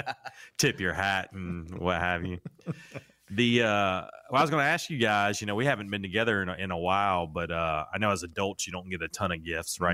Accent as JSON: {"language": "English", "region": "North Carolina", "country": "United States", "tie": "born or raised there", "said": "I grew up, well, I grew up in North Carolina"}